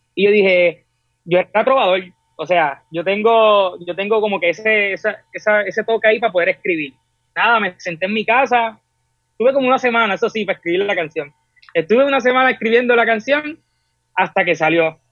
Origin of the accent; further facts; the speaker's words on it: Puerto Rico; Soy del pueblo de Apilla